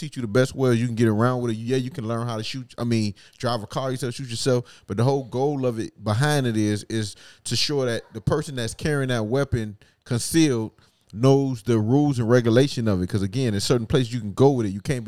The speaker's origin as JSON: {"language": "English", "town": "Opa-locka", "region": "Florida", "country": "United States", "said": "Like, say if I tell you I'm from Opa-locka, right?"}